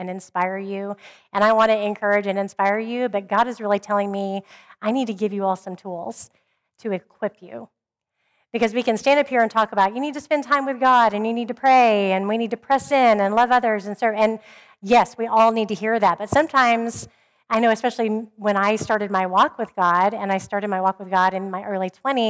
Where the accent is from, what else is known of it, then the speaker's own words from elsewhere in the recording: Oklahoma, United States; I grew up in Oklahoma, where everybody called themselves a Christian